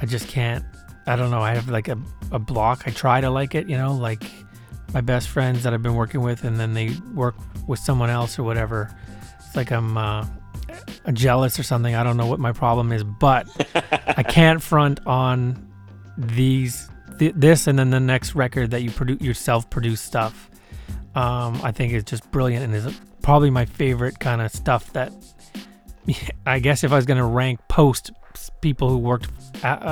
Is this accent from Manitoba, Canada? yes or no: yes; Winnipeg, Manitoba, Canada; now in Vancouver, Canada; I'm from Winnipeg and it's still my home in my heart